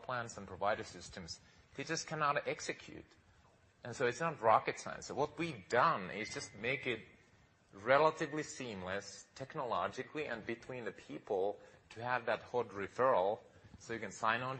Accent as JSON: {"language": "English", "country": "Finland", "tie": "born or raised there", "moved": "as an adult", "lives_now": "United States", "said": "I grew up in Finland, and honestly, being here now almost 20 years in America"}